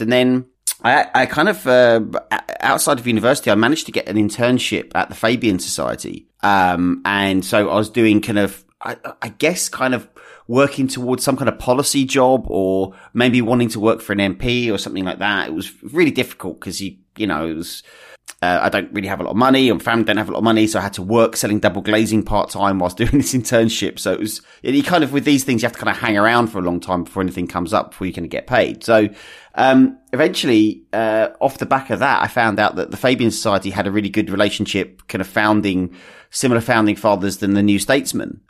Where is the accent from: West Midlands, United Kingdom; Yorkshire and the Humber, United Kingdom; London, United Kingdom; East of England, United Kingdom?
East of England, United Kingdom; Essex; I was born and raised in Essex